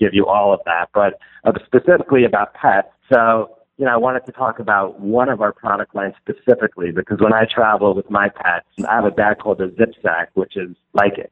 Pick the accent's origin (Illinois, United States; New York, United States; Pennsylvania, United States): New York, United States; New York City; I'm from Brooklyn, New York